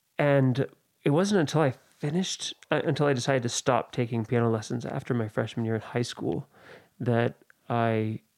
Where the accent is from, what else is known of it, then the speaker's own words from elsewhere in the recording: Oakland, California, United States; Yeah, I grew up in the East Bay, in the Oakland area.